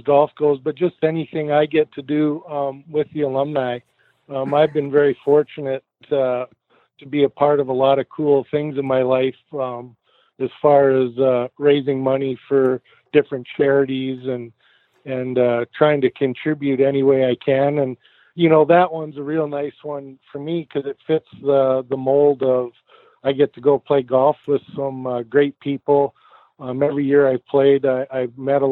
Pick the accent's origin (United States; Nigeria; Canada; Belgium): Canada; Edmonton, Alberta; moved away; I grew up in Edmonton and played minor hockey there